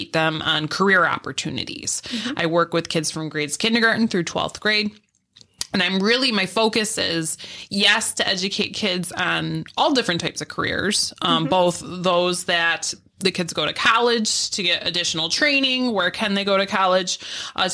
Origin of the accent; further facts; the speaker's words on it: Pavilion, New York, United States; I'm from Pavilion originally.